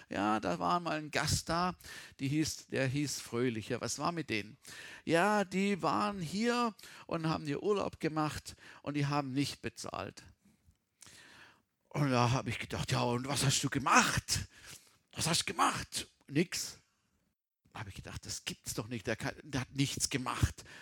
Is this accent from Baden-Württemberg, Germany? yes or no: yes; Baden-Württemberg, Germany; Also ich komme aus dem Schwarzwald und meine Eltern hatten immer Feriengäste